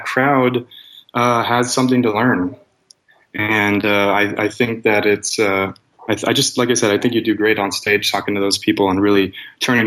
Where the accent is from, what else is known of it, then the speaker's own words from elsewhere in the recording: Arizona, United States; I'm from Arizona, which is as statist of a state as they come